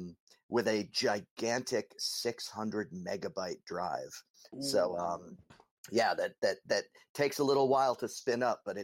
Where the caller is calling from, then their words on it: Massachusetts, United States; I am 12 miles outside of Boston, Massachusetts, in the U.S.